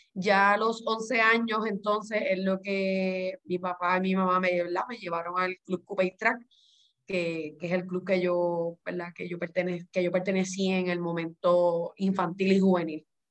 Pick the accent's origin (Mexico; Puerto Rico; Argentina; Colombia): Puerto Rico; como buen boricua